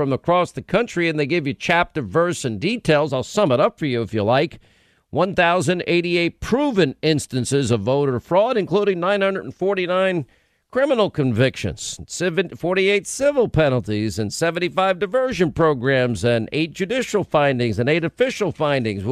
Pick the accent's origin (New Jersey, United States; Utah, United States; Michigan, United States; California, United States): New Jersey, United States; New Jersey, right now in my home state